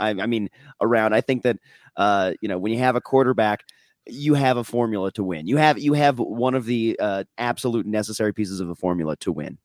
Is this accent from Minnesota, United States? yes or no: yes; Minnesota, United States; I'm from Minnesota